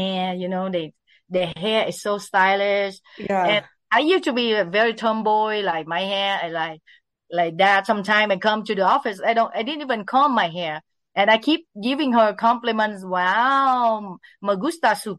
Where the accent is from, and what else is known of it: Vietnam; born or raised there; English is a second language; also born or lived in Bay Area, California / West Hollywood, California; now in Los Angeles, United States